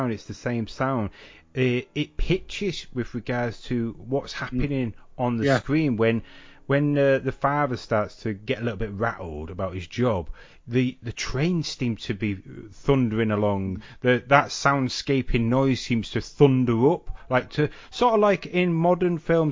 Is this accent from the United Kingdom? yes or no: yes; Salford, North West England, United Kingdom; So where I grew up in Salford, behind where my mum and dad lived, was a bit of an industrial park.